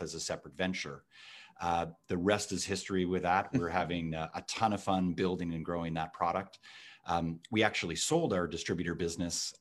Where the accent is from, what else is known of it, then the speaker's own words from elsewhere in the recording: Toronto, Ontario, Canada; accent: Canadian; You can tell from my accent that I am from Canada. So very, very proud to be from Canada and right here in Toronto, where I was born and now have this thriving business